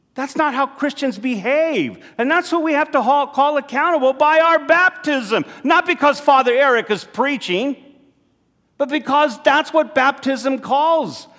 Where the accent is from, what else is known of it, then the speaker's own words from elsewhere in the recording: United States; as American Catholics here